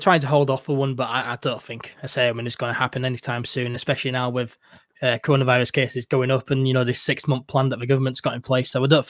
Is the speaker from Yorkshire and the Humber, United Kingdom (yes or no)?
yes; Yorkshire and the Humber, United Kingdom; I am a Yorkshireman.